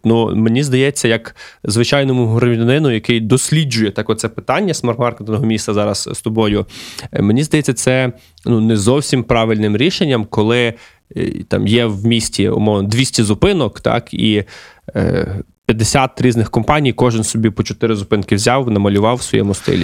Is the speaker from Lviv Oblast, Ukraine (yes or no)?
yes; Lviv, Lviv Oblast, Ukraine; я, як львів'янин, е, до речі, зараз перебуваю у Львові